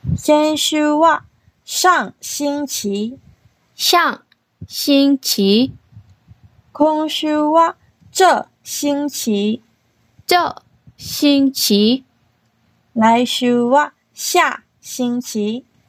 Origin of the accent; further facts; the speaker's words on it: Taiwan; now in Okinawa, Japan; 台湾出身で、中国語担当